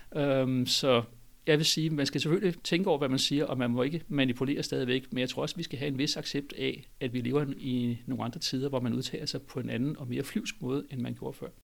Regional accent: Denmark; som dansker

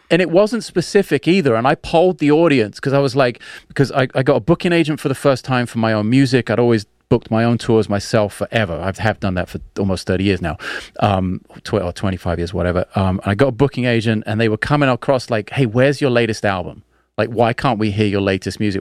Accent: London, United Kingdom; when I was a kid in South London

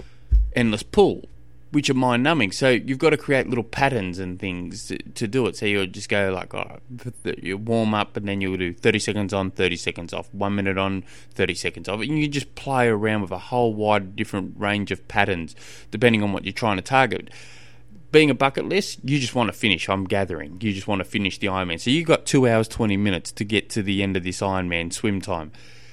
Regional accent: Australia; I'm an Australian. I don't know what a yard is.

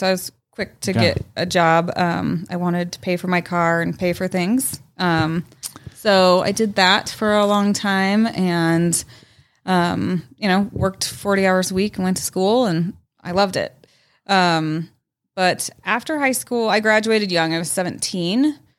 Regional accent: Arvada, Colorado, United States; We were right off of 64th and Ward is where I grew up.

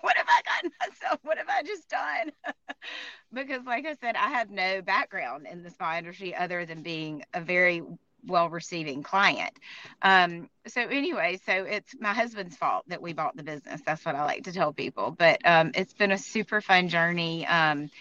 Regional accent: Tuscaloosa, Alabama, United States; moved away as an adult; also born or lived in Birmingham, Alabama; I'm from Tuscaloosa, first of all, grew up here and stayed here for school

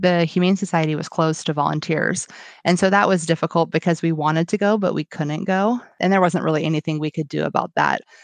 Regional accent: Washington, United States; I am from Washington State. and I live about twenty-five miles south of Seattle

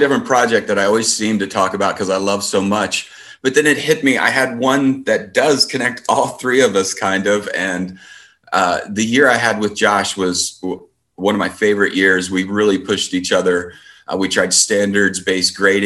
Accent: Columbus, Indiana, United States; I'm born and raised in Columbus, and that's now where I teach

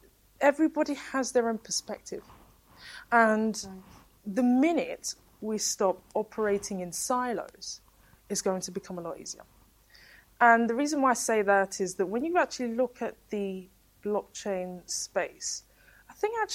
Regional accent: Walthamstow, London, United Kingdom; we were growing up in Walthamstow and in the East End and in the inner city

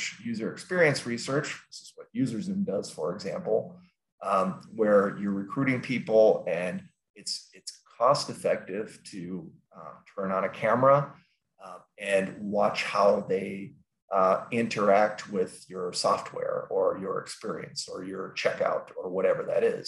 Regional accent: Minneapolis, Minnesota, United States; we are from Minneapolis, St. Paul, actually

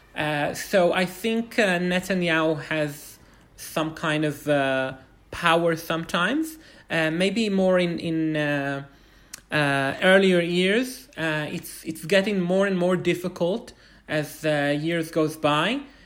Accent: Bnei Brak, Tel Aviv District, Israel; also born or lived in Jerusalem, Israel; I'm originally from Bnei Brak

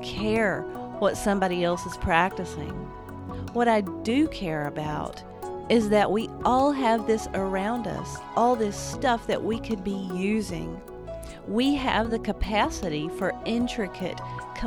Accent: Appalachia, United States; I'm an Appalachian artist living in the woods

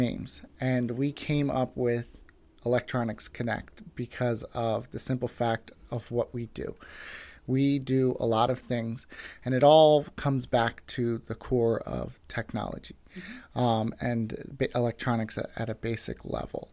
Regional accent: United States; moved away as an adult; now in Mount Joy, United States; originally from a small town outside of Westchester

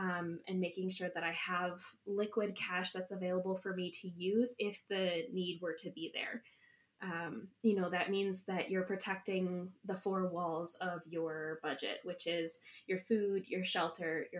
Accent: Madison, Wisconsin, United States; moved away as an adult; now in Eau Claire, United States; I originally grew up in Madison and moved to Eau

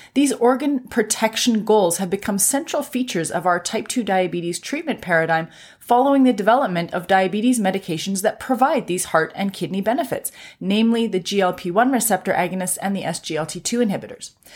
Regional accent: Canada; I'm a Canadian physician

